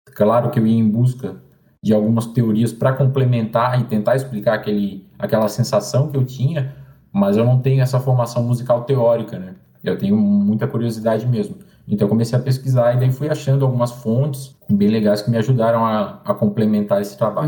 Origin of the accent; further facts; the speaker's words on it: Florianópolis, Santa Catarina, Brazil; eu sou aqui de Floripa